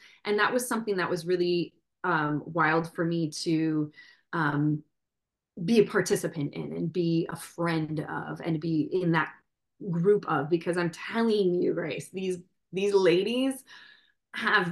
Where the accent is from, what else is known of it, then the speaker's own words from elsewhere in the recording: Midwest, United States; moved away; also born or lived in New York City; I'm from the Midwest